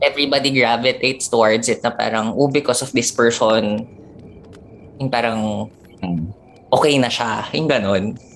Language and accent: Tagalog; Manila, Metro Manila, Philippines; I'm Filipino, based in Manila, born and raised